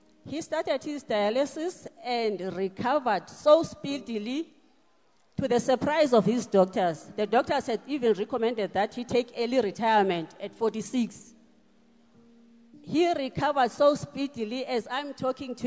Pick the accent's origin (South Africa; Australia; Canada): South Africa; Mount Ayliff, Eastern Cape; now in Pretoria, South Africa; Originally, I'm from Mount Aleef, Eastern Cape